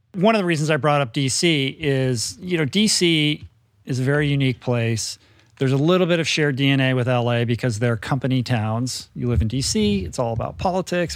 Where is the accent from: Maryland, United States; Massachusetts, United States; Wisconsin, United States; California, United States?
Maryland, United States; Bethesda; moved away as an adult; I grew up in Bethesda